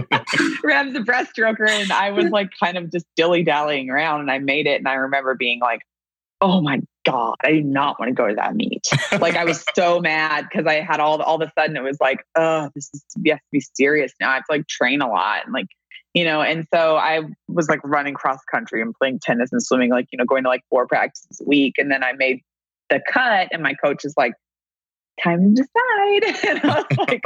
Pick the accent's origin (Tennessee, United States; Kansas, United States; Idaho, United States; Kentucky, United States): Kentucky, United States; we grew up in Kentucky, but our family's from all over the United States.